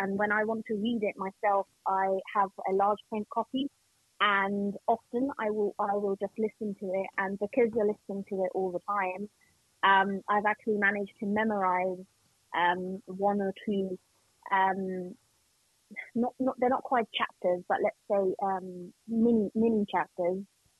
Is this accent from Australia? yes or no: no; Pakistan; you can tell that I'm blind, and like, you know, that I'm Pakistani and that I'm a female